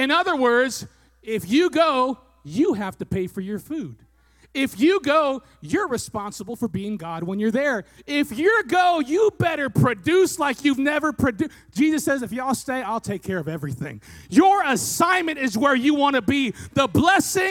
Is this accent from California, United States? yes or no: yes; Fresno, California, United States; I was born in Fresno and we moved a block and a half away